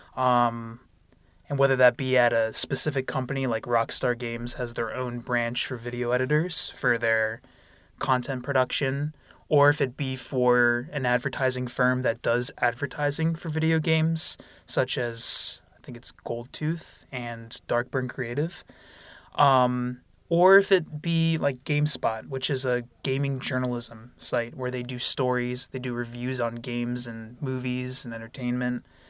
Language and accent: English; Lansdale, Pennsylvania, United States; I'm from Lansdale, Pennsylvania. That's about forty minutes north of Philadelphia. Um, I went to North Penn High School